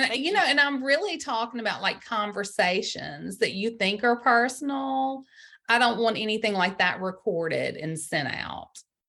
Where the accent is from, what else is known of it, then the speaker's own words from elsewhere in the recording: Greenville, Mississippi, United States; I grew up in Greenville, Mississippi, in the Delta on the Mississippi River.